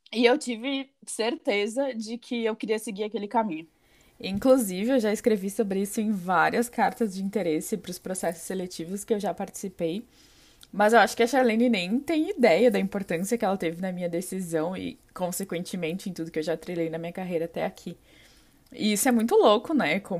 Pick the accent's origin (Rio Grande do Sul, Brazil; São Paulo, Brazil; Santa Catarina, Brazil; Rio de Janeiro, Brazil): Rio Grande do Sul, Brazil; Pelotas; eu tenho 24 anos, eu também sou gaúcha e eu sou biotecnologista, me formei em 2017 pela Universidade Federal de Pelotas, na minha cidade natal.